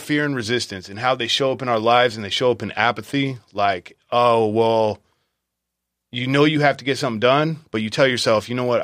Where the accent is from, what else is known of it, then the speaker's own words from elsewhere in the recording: Visalia, California, United States; I was raised in Visalia